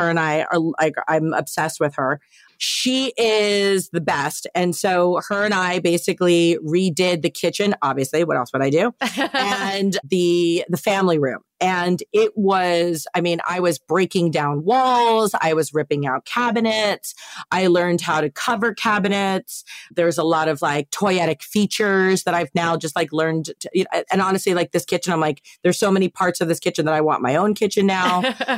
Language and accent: English; East Coast, United States; now in West Coast, United States; Like growing up on the East Coast, and obviously like all my family still lives on the East Coast.